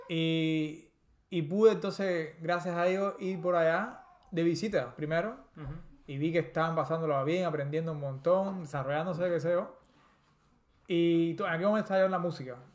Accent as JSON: {"language": "Spanish", "region": "Havana", "country": "Cuba", "tie": "born or raised there", "said": "y bueno, yo, yo soy, como dicen los, los, los, americanos, crecido y engordado"}